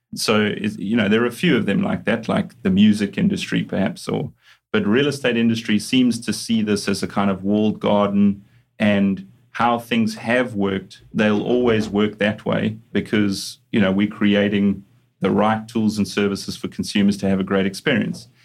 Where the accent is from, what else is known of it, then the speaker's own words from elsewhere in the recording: Johannesburg, Gauteng, South Africa; moved away; also born or lived in Durban; I'm a South African originally. So, uh, grew up in Johannesburg, studied in Johannesburg